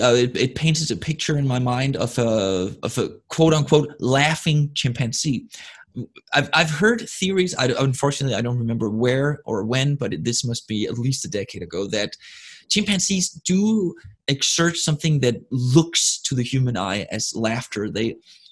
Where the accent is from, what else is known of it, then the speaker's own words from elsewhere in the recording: Denmark; first language Danish; English is a second language; my first language, which is Danish